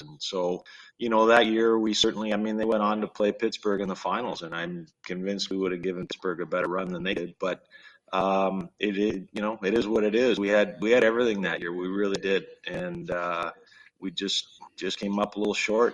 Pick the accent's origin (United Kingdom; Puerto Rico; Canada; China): Canada; Ottawa, Ontario; now in St. Louis, United States; growing up in Ottawa, Ontario